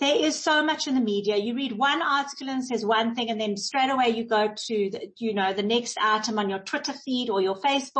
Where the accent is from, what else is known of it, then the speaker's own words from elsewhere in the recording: South Africa; us as South Africans and us as South African Jews